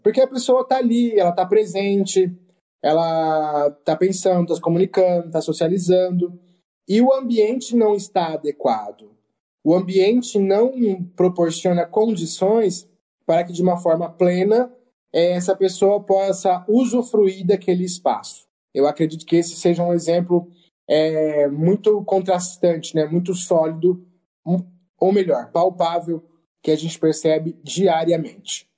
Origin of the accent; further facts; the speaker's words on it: Presidente Prudente, São Paulo, Brazil; eu sou de Presidente Prudente